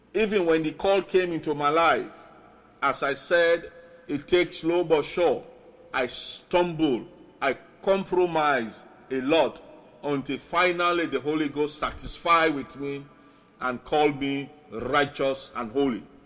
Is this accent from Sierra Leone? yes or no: yes; Sierra Leone; first language Mende and Krio; English is a second language; now in Tacoma, United States; my other nations, Sierra Leone, I will chip in a little, little. My native language, Mende and Creole